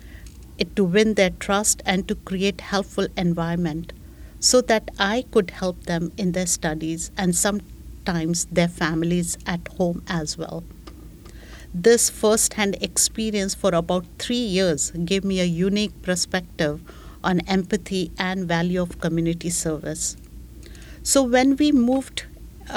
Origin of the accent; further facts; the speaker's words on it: India; moved away as an adult; also born or lived in Connecticut, United States / Boston, United States / Germany; now in Canada; I'm from India